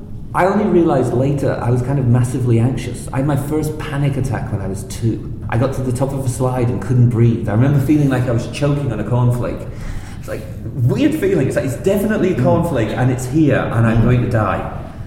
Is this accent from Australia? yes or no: no; North East England, United Kingdom; I grew up in the northeast of England. We bounced around a bit when I was a kid.